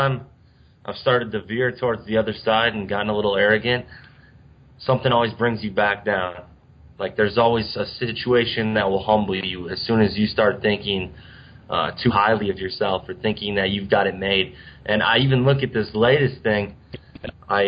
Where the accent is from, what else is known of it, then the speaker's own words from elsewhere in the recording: Cambridge, Wisconsin, United States; I grew up in Cambridge, Wisconsin, which it's a really small town, about 1,000 people